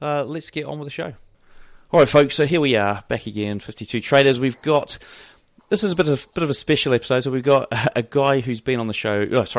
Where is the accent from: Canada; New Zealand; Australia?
New Zealand; accent: New Zealand; Yeah, I've probably got the worst New Zealand accent ever in terms of it being strong. It's just not strong at all.